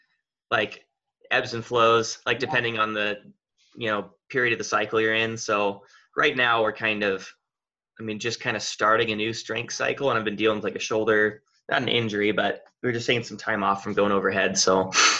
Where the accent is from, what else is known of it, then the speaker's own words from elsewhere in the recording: Redmond, Oregon, United States; also born or lived in Texas; I've lived in Redmond, Oregon almost my whole life. I was born in Texas, but we moved here when I was like 3. So basically my whole life has been here in Oregon.